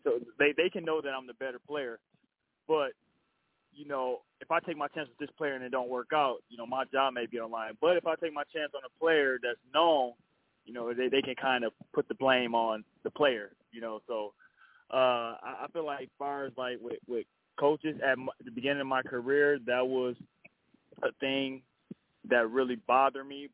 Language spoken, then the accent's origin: English; Flint, Michigan, United States; born or raised there